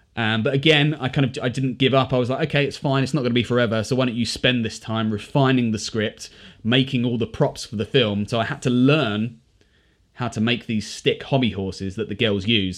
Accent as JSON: {"language": "English", "country": "United Kingdom", "said": "as British people"}